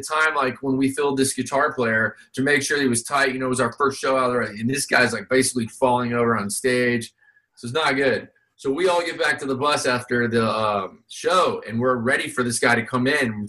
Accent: Vero Beach, Florida, United States; growing up in Vero

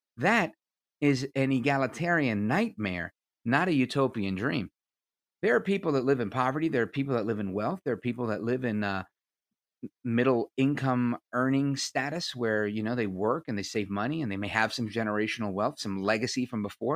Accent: United States; I'm an American

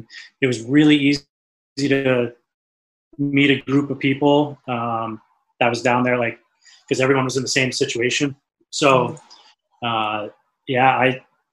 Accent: Cape Cod, Massachusetts, United States; growing up on the Cape

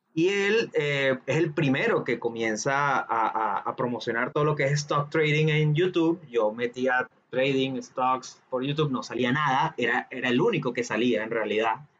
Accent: Venezuela; seamos de, un país donde digamos que la educación financiera está muy reducida

